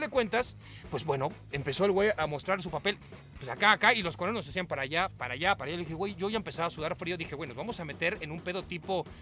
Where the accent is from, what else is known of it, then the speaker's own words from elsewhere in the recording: Mexico; also born or lived in Mar del Plata, Argentina; Yo nací en Mar del Plata, mi madre es de Toluca y mi padre es de Mar del Plata, se conocieron en Toluca, se casaron en Toluca, se fueron a vivir a Argentina, yo nací allá, todos los años venía de vacaciones a México a ver a mis abuelos que estaban en Toluca, y cuando se divorcian yo vengo a vivir a México y desde entonces, desde los 8 años vivo en México